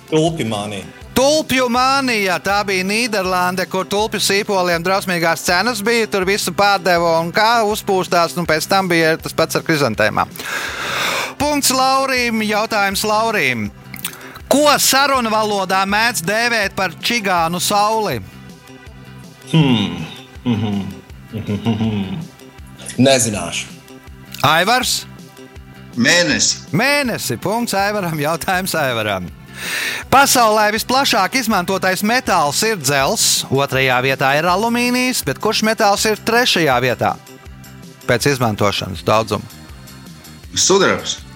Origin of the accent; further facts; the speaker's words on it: Valmiera, Vidzeme, Latvia; moved away as an adult; also born or lived in London; Es esmu dzimis Valmīrā.